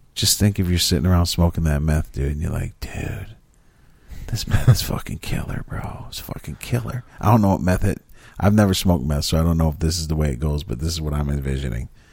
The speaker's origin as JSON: {"language": "English", "region": "Michigan", "country": "United States"}